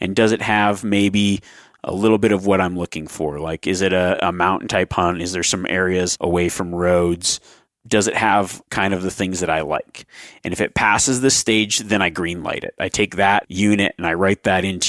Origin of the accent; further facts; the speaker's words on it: East Coast, United States; I'm new to elk hunting, new to mule deer hunting. I'm from the East Coast. I've never hunted out west.